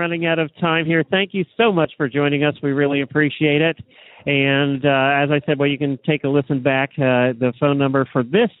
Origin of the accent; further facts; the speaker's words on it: Lancaster County, Pennsylvania, United States; I grew up in Lancaster County, Pennsylvania.